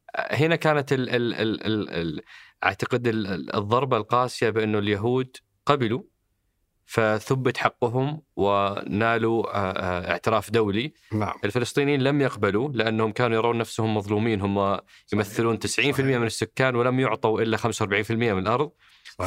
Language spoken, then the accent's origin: Arabic; Saudi Arabia; احنا كسعوديين